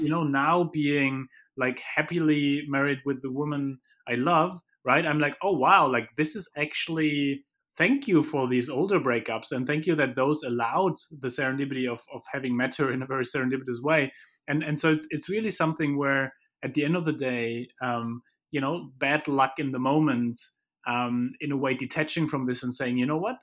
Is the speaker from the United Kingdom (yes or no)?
no; Germany; moved away; I come from Germany where, you know, we wanna have plans